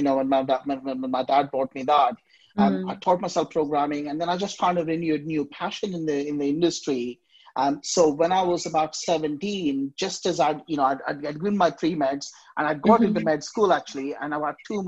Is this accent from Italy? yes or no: no; Hyderabad, Telangana, India; I grew up in India, in the southeast of India, in a place called Hyderabad.